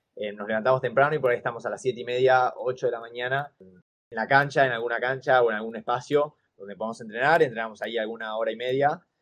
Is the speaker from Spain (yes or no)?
no; Argentina; moved away as an adult; also born or lived in Finland; yo soy un argentino viviendo en Finlandia